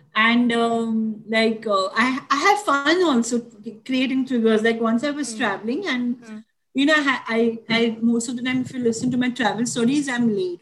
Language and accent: English; Mumbai, Maharashtra, India; I grew up in Dadar.